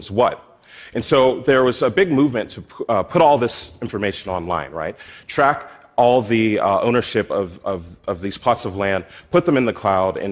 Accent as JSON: {"language": "English", "town": "Philadelphia", "region": "Pennsylvania", "country": "United States", "tie": "born or raised there", "said": "my hometown in Philadelphia."}